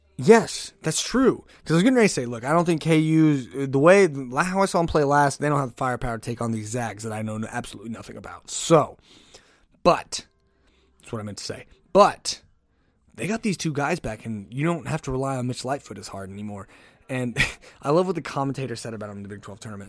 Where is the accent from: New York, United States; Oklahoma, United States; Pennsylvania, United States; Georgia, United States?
Oklahoma, United States